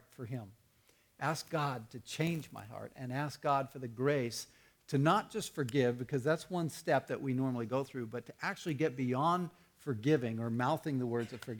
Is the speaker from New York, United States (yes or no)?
no; Tucson, Arizona, United States; When I was growing up in Tucson